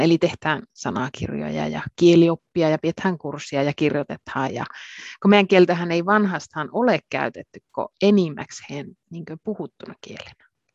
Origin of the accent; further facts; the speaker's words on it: Finnish side of the Torne Valley, Lapland, Finland; accent: Torne Valley dialect; Finnish is a second language; minun oma kotimurrehan on sitä Suomen puolen Tornionlaakson murretta, kun olen sieltä lähtöisin